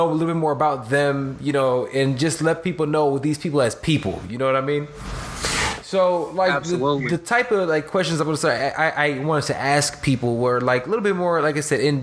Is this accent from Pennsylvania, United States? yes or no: no; Chicago, Illinois, United States; I'm from Chicago